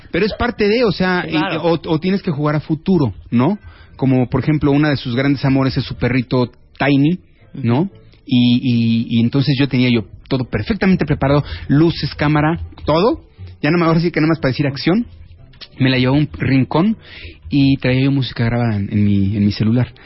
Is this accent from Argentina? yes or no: no; Mexico; el orgullo como mexicano